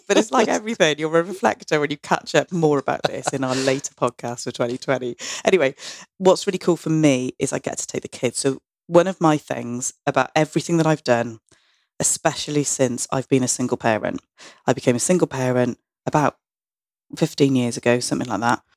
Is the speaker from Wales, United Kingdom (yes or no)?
yes; Barry, Wales, United Kingdom; I felt about growing up in Barry